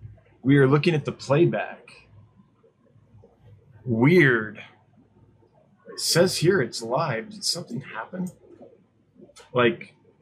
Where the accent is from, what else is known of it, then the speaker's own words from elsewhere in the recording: Placerville, California, United States; I went to high school in Placerville. I grew up right outside of Placerville, and so that's where I'm from.